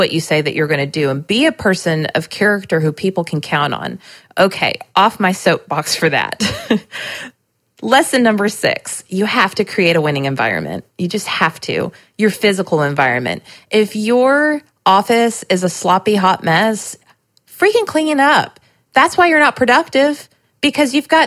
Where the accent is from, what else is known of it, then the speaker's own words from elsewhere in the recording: Southern California, United States; also born or lived in Nashville, Tennessee; now in Lebanon, Tennessee, United States; I grew up in Southern California